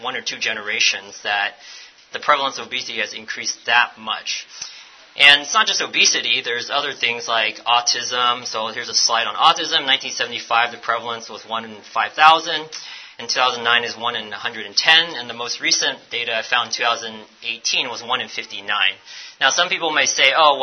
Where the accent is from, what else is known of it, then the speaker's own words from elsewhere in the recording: United States; I'm American